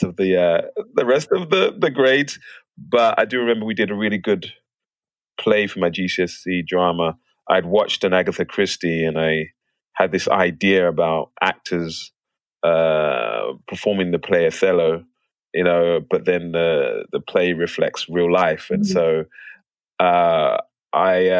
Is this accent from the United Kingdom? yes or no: yes; London, United Kingdom; moved away as an adult; now in United States; I grew up in Plaistow. I was born in Plaistow Hospital. It's not there anymore, but I'm a proper East Londoner.